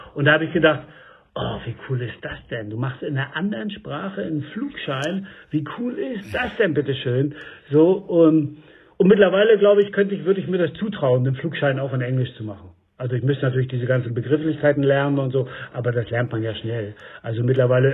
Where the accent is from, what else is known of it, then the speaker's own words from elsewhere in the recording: Stralsund, Mecklenburg-Vorpommern, Germany; moved away as an adult; also born or lived in Berlin; now in Höri, Germany; nach Rügen also da, wo ich aufgewachsen bin